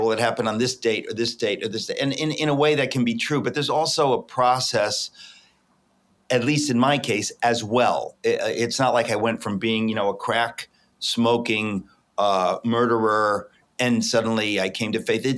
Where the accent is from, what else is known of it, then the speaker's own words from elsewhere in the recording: Danbury, Connecticut, United States; I'm in fact in the home in which I grew up in Danbury, Connecticut